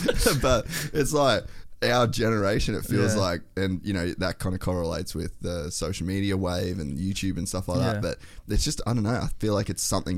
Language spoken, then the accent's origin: English; Cairns, Queensland, Australia; coming from a remote place, like I come from Cairns